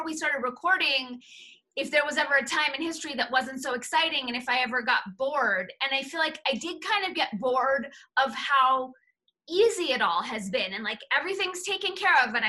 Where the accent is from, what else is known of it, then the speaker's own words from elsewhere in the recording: Los Angeles, California, United States; Jewish American princess growing up in the San Fernando Valley